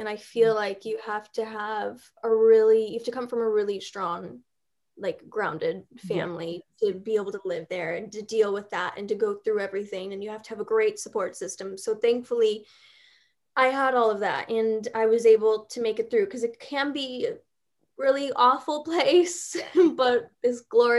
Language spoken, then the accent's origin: English; Chicago, Illinois, United States; moved away as an adult; now in Los Angeles, United States